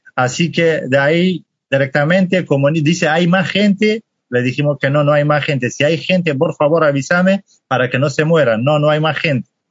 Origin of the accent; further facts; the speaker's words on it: Halabja, Kurdistan Region, Iraq; Spanish is a second language; moved away as an adult; now in Argentina; soy kurdo, de parte del Kurdistán de Irak